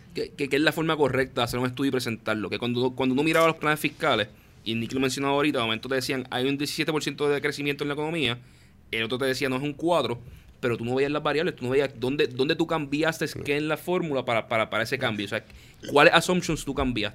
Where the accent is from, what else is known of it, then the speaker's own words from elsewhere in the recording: Puerto Rico; me duele como puertorriqueño